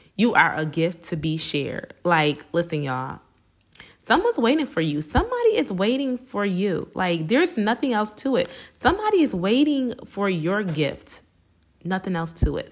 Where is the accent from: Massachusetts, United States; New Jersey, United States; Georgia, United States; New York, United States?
New York, United States; Buffalo; born and raised in Buffalo, New York